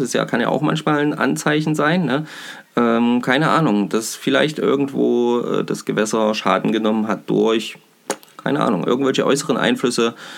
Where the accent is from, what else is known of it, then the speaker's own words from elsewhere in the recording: Bad Kösen, Saxony-Anhalt, Germany; Bei uns in Kösen